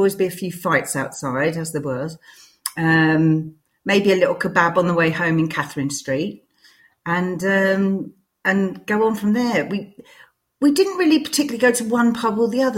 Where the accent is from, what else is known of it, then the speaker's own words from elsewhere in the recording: London, United Kingdom; moved away as an adult; also born or lived in St Albans; now in Redbourn, United Kingdom; growing up in London, to get anywhere, I had to get on tubes or buses